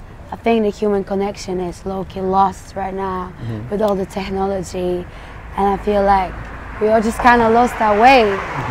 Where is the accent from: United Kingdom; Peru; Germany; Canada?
United Kingdom; England; also born or lived in Poland; I grew up in England